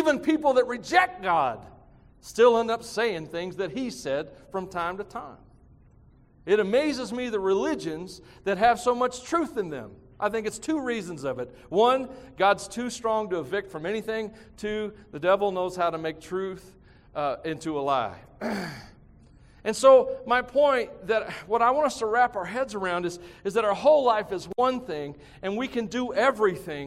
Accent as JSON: {"language": "English", "country": "United States", "said": "us as American Christians"}